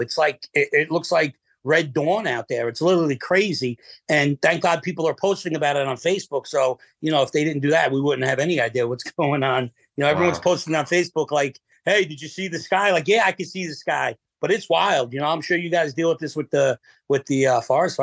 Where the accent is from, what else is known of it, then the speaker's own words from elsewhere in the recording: Manalapan, New Jersey, United States; I live only less than a mile from where I grew up in Manalapan.